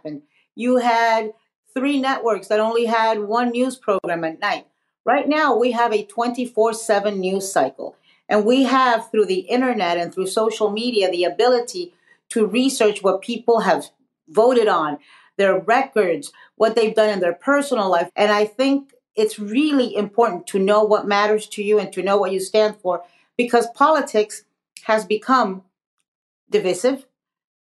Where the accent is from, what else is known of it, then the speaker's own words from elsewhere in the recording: Miami, Florida, United States; also born or lived in Nicaragua; I was born in Nicaragua, as you mentioned. I'm a political exile. I left Nicaragua because it was a revolution and Sandinista government, a left-wing government. And my family and I fled. We settled in Miami, Florida